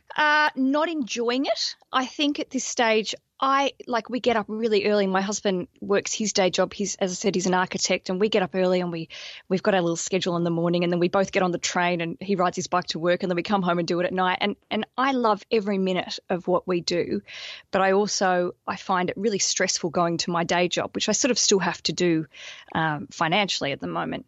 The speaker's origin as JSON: {"language": "English", "country": "Australia", "moved": "as an adult", "lives_now": "London, United Kingdom", "said": "I'm an Australian, and I moved to London about five years ago with my husband"}